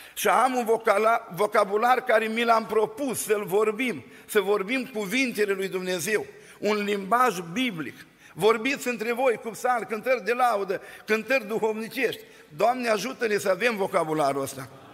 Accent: Bosanci, Suceava County, Romania; now in Oradea, Romania; din Bosanci, din Suceava și din România

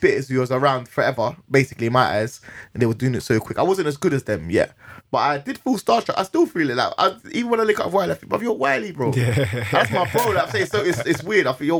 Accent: London, United Kingdom; I'm from Northwest, I was going Canada Villa Youth Club, I was just running about, you know, going Kilburn

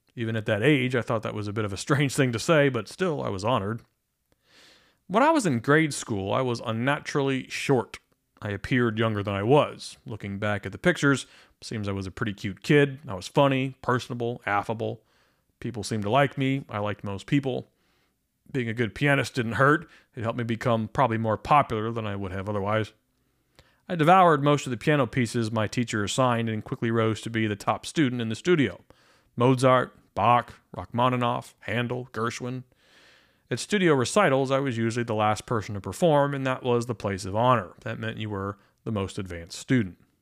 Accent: Pennsylvania, United States; I grew up in Pennsylvania

